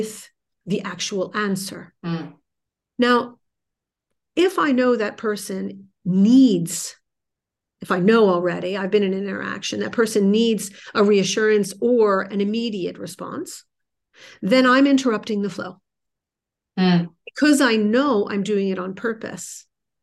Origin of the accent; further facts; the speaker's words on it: New Jersey, United States; I'm from New Jersey. We speak a mile a minute.